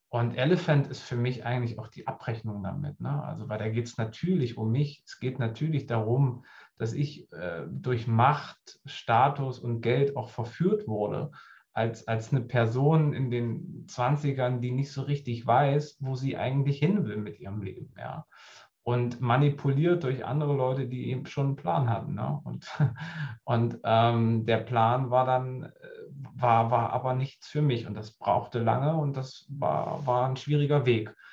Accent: Harz, Germany; Also ich komme auch ursprünglich aus dem Harz.

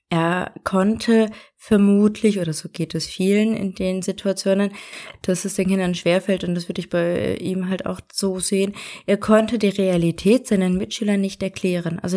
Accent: Germany; now in Austria; es fällt ja schon mir auf als Deutsche in Österreich, dass es da äh, kleine Kulturunterschiede gibt.

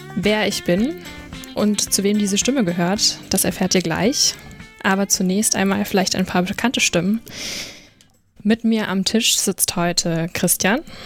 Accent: Rhine-Main area, Hesse, Germany; ich komme wie Caroline aus dem Rhein-Main-Gebiet. Also mal im Gegensatz zu euch, die ja sehr viel im, in NRW unterwegs sind, sind wir beide aus Hessen

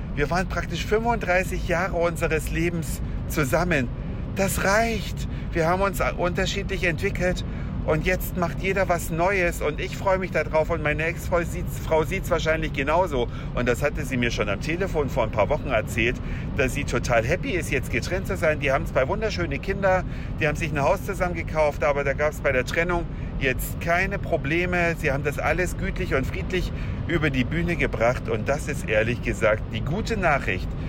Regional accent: western Saxony, Germany; moved away; meines gestrigen Abiturklassentreffens in meiner alten Heimat mitten in Westsachsen

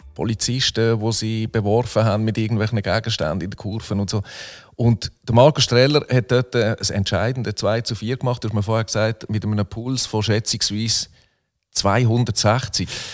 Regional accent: Muttenz, Basel-Landschaft, Switzerland; also born or lived in Solothurn; Ich bin 1977 geboren, 1981 von Solothurn nach Muttens gezogen, etwa einen Kilometer Luftlinie vom St. Jakob

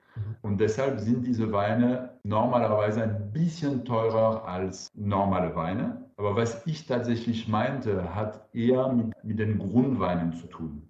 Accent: France; German is a second language; now in Karlsruhe, Germany; Ich bin Franzose

